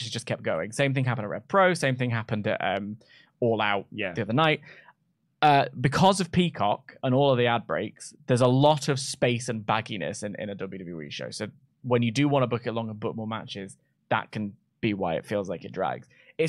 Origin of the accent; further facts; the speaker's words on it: Sweden; Swedish people. I'm from Sweden.